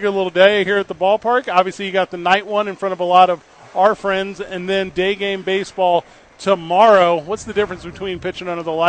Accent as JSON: {"language": "English", "town": "St. Louis", "region": "Missouri", "country": "United States", "tie": "born or raised there", "said": "Obviously Cardinals fans where I grew up."}